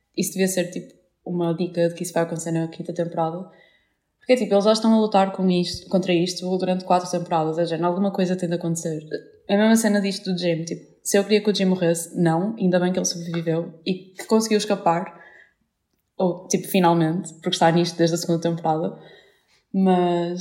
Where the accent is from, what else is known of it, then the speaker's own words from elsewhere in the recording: Vila Nova de Gaia, Norte, Portugal; eu também sou de Gaia